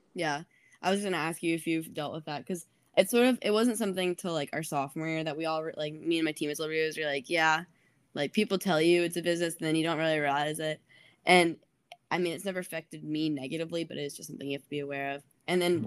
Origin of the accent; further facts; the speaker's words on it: Atlanta, Georgia, United States; I'm from Atlanta.